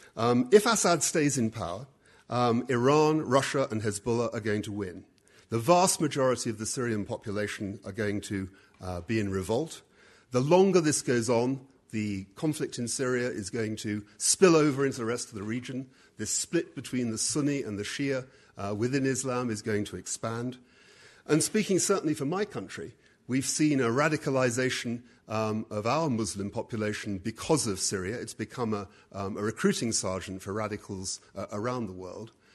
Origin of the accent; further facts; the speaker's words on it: United Kingdom; I'm a Brit